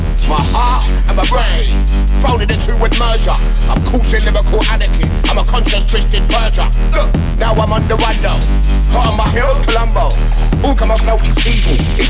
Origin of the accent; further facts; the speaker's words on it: London, United Kingdom; I'm from East London, where house is local.